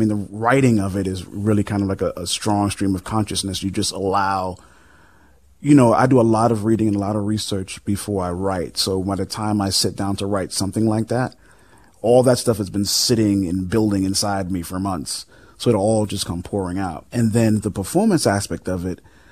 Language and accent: English; New York City, New York, United States; now in Los Angeles, United States; I come from the projects of the South Bronx.